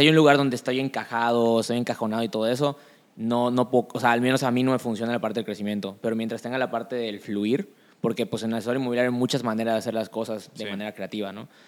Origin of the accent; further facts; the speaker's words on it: Yucatán, Mexico; como yucateco